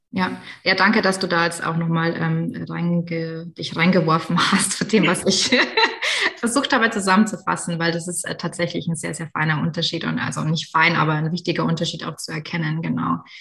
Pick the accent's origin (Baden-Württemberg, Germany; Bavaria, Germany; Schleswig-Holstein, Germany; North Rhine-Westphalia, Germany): Baden-Württemberg, Germany; accent: Badisch; meinem badischen Dialekt